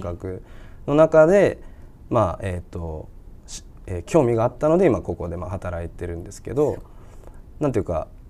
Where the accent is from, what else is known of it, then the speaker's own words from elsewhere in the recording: Fukagawa, Hokkaido, Japan; 僕深川出身深川市北海道深川市出身